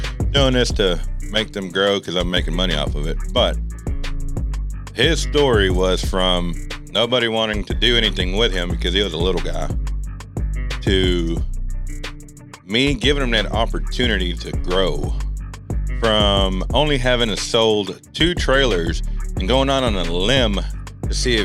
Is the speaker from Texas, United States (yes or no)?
yes; Texas, United States; I am 32, born and raised in Texas, the greatest country of all.